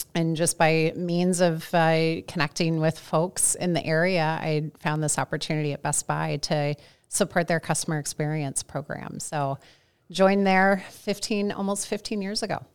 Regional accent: St. Louis, Missouri, United States; moved away as an adult; also born or lived in Indiana / Ohio; now in Minneapolis, United States; I am a Midwesterner. I grew up in Saint Louis

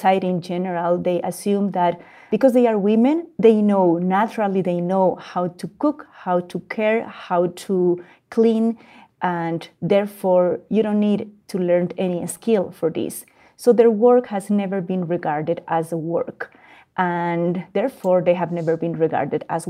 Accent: Bolivia; moved away; also born or lived in Mexico / Canada; I am born and raised in Bolivia, and I am based in between Mexico and Canada.

